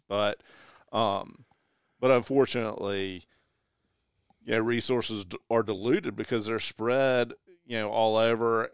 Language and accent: English; the South, United States; He's as Southern as we are